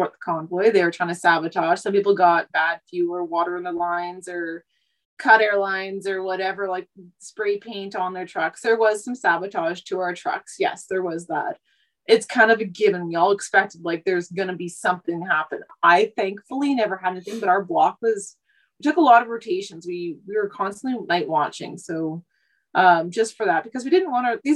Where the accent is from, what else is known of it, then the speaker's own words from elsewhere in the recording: Vancouver, British Columbia, Canada; moved away as an adult; now in Saskatchewan, Canada; I was born and raised in Vancouver.